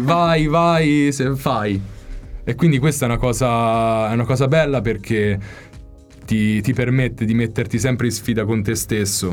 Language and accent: Italian; Val di Chiana, Tuscany, Italy; moved away as an adult; now in London, United Kingdom; io sono chianino puro